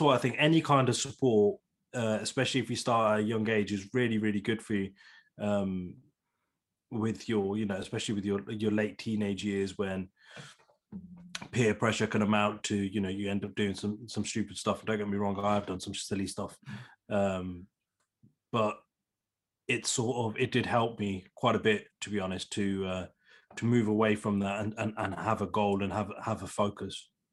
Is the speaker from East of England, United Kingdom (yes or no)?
no; Leamington Spa, West Midlands, United Kingdom; born and bred in Leamington Spa, still live in Leamington Spa